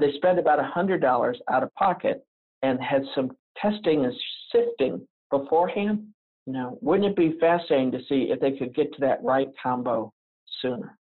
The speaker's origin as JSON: {"language": "English", "region": "the South", "country": "United States", "accent": "Southern", "said": "I'm from the South, so I have some Southern phrases, one of which is we're fixing"}